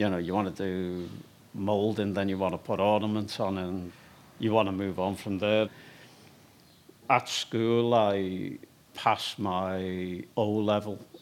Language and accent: English; Liverpool, North West England, United Kingdom; I was born in Liverpool, 1958, on the Dock Road.